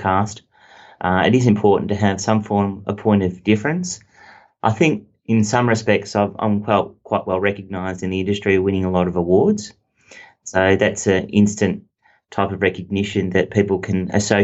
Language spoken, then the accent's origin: English; Bendigo, Victoria, Australia; moved away as an adult; now in Melbourne, Australia; I'm from Bendigo. I'm okay. A Bendigo boy